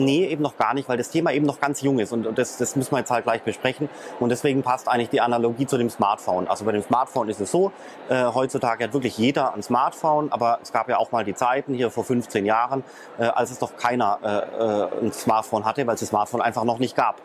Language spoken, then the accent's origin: German; Germany; ich als äh, Deutscher